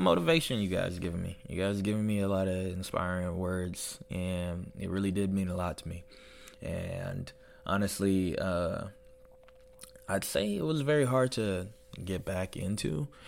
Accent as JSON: {"language": "English", "country": "United States", "moved": "as an adult", "lives_now": "Nuremberg, Germany", "said": "I'm American"}